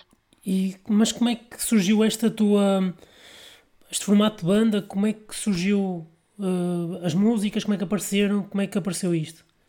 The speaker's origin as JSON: {"language": "Portuguese", "town": "Vila Nova de Gaia", "region": "Norte", "country": "Portugal", "said": "eu sou de Gaia"}